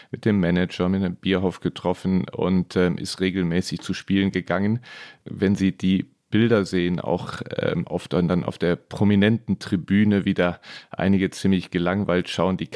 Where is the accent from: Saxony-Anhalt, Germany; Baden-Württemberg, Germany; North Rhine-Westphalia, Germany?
North Rhine-Westphalia, Germany; Neuss; Mein Vater hat mich zum VfR Neuss gebracht, die ähm, der Verein meiner Heimatstadt.